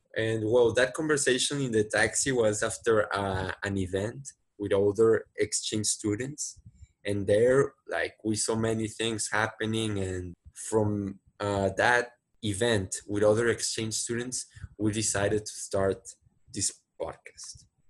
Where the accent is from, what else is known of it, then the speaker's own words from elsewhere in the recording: Monterrey, Nuevo León, Mexico; English is a second language; so I was born here in Monterrey, Mexico. Uh, I really like my city and I'm living here right now. Basically, I've been living here most of my lives.